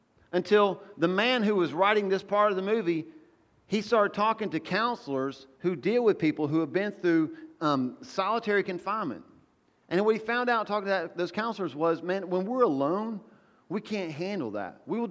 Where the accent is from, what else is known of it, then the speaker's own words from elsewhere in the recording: the South, United States; Well, I don't know if I'm American, but I'm Southern.